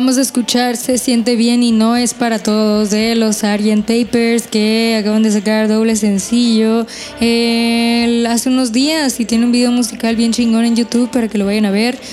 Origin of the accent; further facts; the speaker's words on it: Hermosillo, Sonora, Mexico; de acá de Hermosillo, Sonora, de donde yo soy